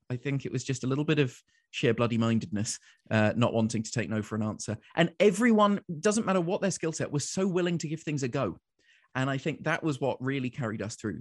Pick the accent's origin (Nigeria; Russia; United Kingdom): United Kingdom; London; accent: English; moved away as an adult; now in Winnipeg, Canada; I was born in London.